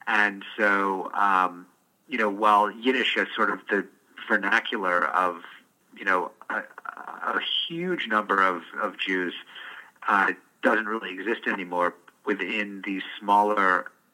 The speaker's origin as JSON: {"language": "English", "town": "Detroit", "region": "Michigan", "country": "United States", "tie": "born or raised there", "said": "I was born in Detroit"}